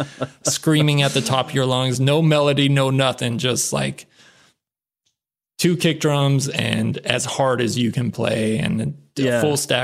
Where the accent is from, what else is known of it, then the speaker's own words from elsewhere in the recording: Reno, Nevada, United States; moved away; I grew up in Reno, Nevada.